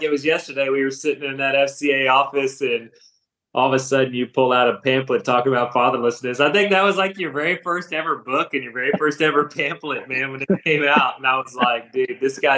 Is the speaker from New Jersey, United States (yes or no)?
no; Stephenville, Texas, United States; moved away as an adult; the Lord had moved me back to my hometown in Stephenville, Texas